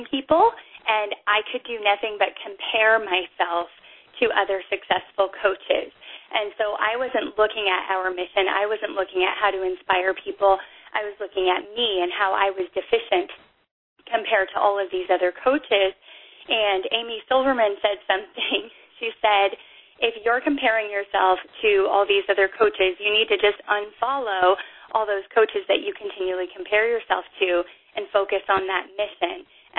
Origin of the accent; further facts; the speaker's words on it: Canada; But I wasn't allowed to become a coach because I'm Canadian